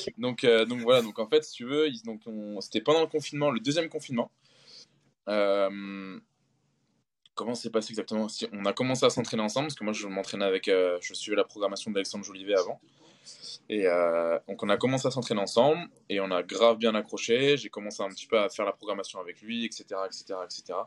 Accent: Concarneau, Brittany, France; moved away as an adult; also born or lived in Marseille; je suis breton. Et euh, je suis breton, donc je suis de Concarneau dans le Finistère

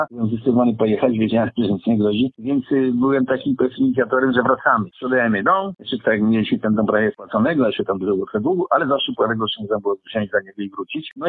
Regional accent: Poland; moved away as an adult; also born or lived in London, United Kingdom; now in Australia; w Londynie, jak uciekłem z Polski.

